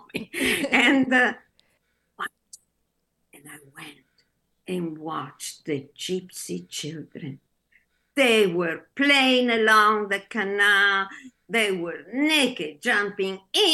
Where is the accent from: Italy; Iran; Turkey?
Italy; English is a second language; moved away as an adult; also born or lived in Naples, Italy / Este, Italy; now in Minneapolis, United States; I was born in Naples.